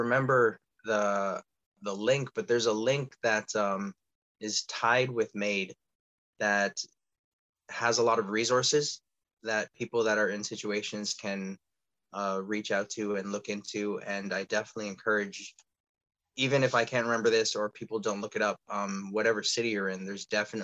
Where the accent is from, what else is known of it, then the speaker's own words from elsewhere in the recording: Toronto, Ontario, Canada; being born and raised in Toronto